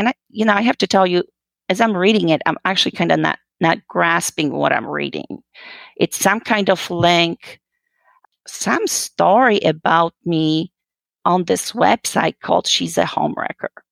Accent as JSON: {"language": "English", "country": "Poland", "tie": "born or raised there", "moved": "as an adult", "said": "I'm originally actually from Poland. Uh, you know, I was born and raised, and I came here uh, when I was well just about 19 years old after high school"}